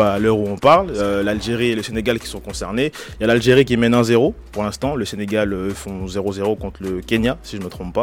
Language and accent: French; DR Congo; en tant que Congolais